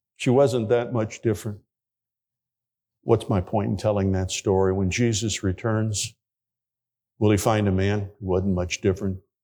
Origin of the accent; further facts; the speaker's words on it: Hammond, Indiana, United States; my home church, where I grew up in Hammond, Indiana